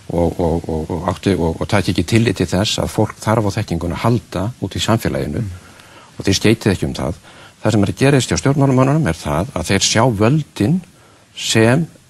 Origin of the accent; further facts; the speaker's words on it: Iceland; við Íslendingar